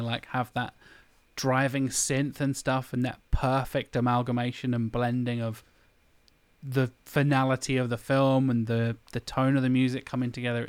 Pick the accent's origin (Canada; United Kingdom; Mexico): United Kingdom; we're British